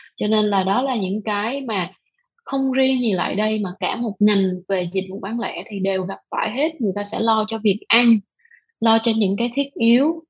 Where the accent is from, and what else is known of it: Vietnam